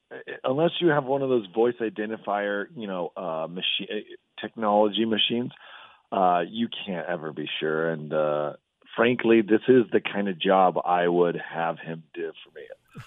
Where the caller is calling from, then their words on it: Santa Clarita, California, United States; Santa Clarita, California.